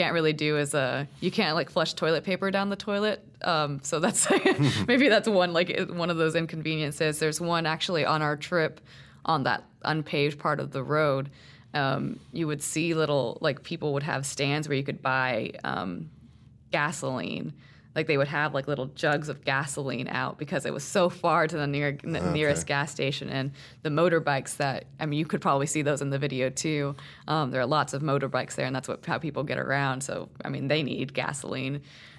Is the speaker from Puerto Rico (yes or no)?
yes; Puerto Rico; So, I mean, I grew up in Puerto Rico, okay. Or at least, you know, a little bit of my life I spent in Puerto Rico.